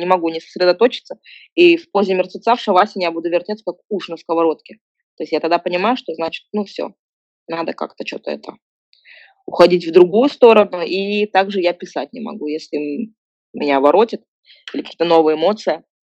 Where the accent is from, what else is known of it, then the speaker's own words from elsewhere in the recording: Kazakhstan; moved away; я была одиннадцатая казашка в русско-, в русско-, в русскоязычном дворе